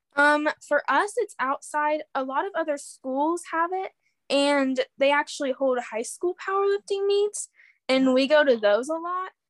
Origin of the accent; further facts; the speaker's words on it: Urbana, Ohio, United States; I'm from Urbana, Ohio. It's a small town